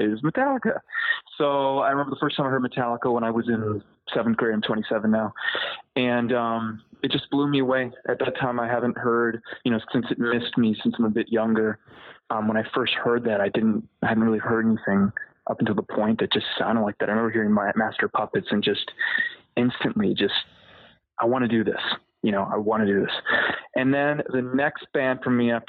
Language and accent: English; Wisconsin, United States; moved away as an adult; also born or lived in Los Angeles; now in Austin, United States; I'm originally from Wisconsin. I moved to Los Angeles in like about 2013